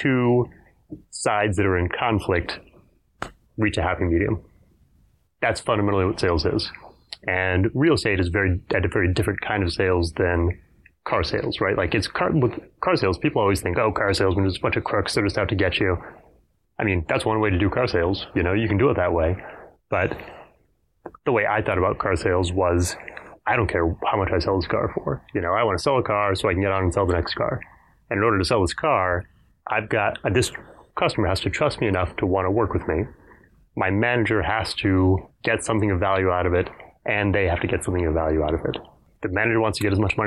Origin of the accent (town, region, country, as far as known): Fort Worth, Texas, United States; born or raised there; also born or lived in Houston, Texas